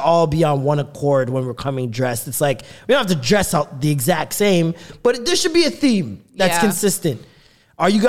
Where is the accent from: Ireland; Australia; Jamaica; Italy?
Jamaica; I'm Jamaican, I'm trying to put that extra syllable on it